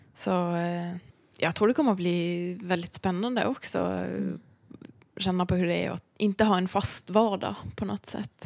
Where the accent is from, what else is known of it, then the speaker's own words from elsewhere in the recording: Bergen, Vestland, Norway; Swedish is a second language; moved away as an adult; now in Stockholm, Sweden; jag är uppvuxen i Bergen eh, i Norge